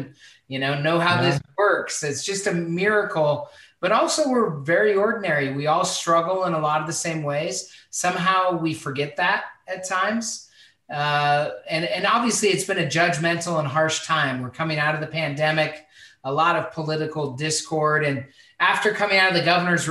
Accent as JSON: {"language": "English", "town": "Spokane", "region": "Washington", "country": "United States", "tie": "born or raised there", "said": "I grew up in Spokane, Washington"}